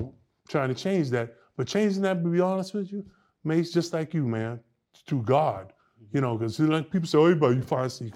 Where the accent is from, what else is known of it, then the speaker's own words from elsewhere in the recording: New York City, New York, United States; I'm from the Lower East Side